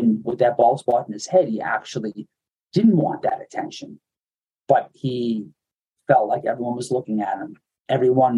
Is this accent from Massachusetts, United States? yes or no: yes; Medford, Massachusetts, United States; Me and my family, we grew up right outside of Boston in Medford, Massachusetts